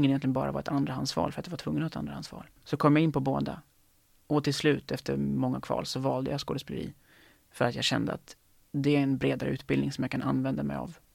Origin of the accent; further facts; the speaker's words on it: Lerum, Västra Götaland, Sweden; Um, jag tror att det är Göteborg som gäller för mig. Um, ehm, så, alltså, så nära min hemstad som möjligt, eller som jag kan komma, då är det Göteborg.